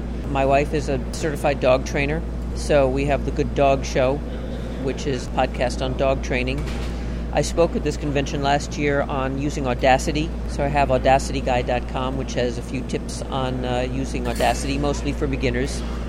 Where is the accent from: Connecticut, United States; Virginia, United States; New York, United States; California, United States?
New York, United States; Brooklyn; born there; also born or lived in Chicago; Well, I was born in Brooklyn, so this is what I really sound like.